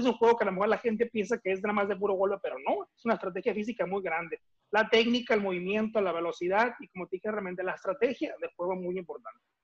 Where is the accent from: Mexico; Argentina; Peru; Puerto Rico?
Mexico; Mexicali, Baja California; also born or lived in Tampico, Tamaulipas; yo nací en Tampico, Tamaulipas, así como bien lo dices, pero nunca personalmente viví en Tampico. Okay. los dos, tres meses de edad, mis padres se fueron a, radicar a Mexicali, Baja California